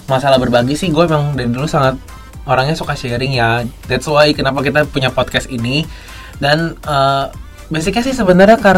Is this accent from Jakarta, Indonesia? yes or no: yes; Jakarta, Indonesia; karena gue kebetulan gue gede di Jakarta